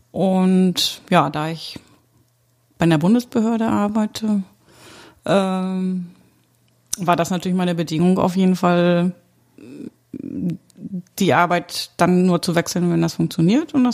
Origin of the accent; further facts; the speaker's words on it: Mecklenburg-Vorpommern, Germany; ich hatte meine Heimat verlassen für meinen Ex-Mann und bin damals von Mecklenburg-Vorpommern nach Schleswig-Holstein gezogen.